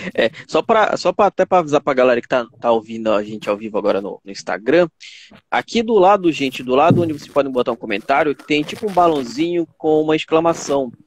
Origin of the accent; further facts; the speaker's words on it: Pará, Brazil; eu sou, eu sou do Pará